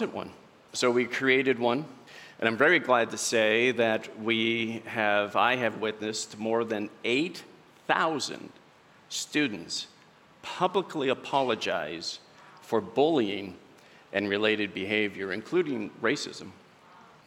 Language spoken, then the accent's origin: English; Southern Oregon, United States; I'm from Southern Oregon. I met my wife there, Sandy.